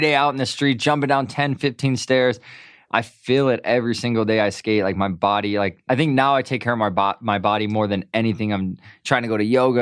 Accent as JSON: {"language": "English", "town": "Milwaukee", "region": "Wisconsin", "country": "United States", "tie": "born or raised there", "moved": "as an adult", "lives_now": "Southern California, United States", "said": "I'm from Milwaukee"}